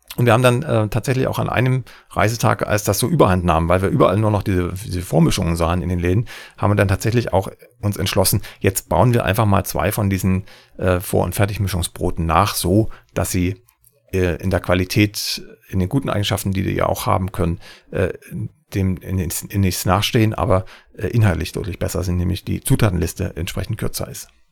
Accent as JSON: {"language": "German", "region": "Saxony", "country": "Germany", "tie": "born or raised there", "said": "in meinem Heimatland Sachsen"}